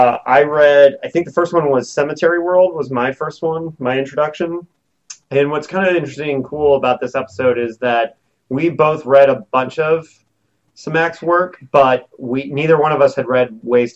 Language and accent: English; Bloomington, Indiana, United States; Bloomington, Indiana, my hometown.